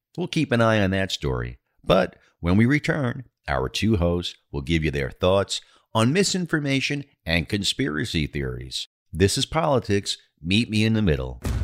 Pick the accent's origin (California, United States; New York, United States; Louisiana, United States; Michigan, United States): New York, United States; New York City; my hometown of New York City